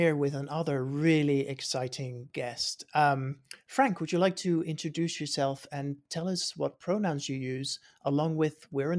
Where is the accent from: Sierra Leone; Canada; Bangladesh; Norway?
Norway; now in California, United States; I grew up in Norway and I actually really miss the snow, which is a weird thing to say when you're stuck here in California